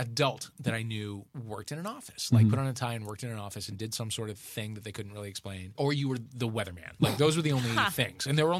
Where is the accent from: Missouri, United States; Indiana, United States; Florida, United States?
Missouri, United States; St. Louis; we grew up in St. Louis.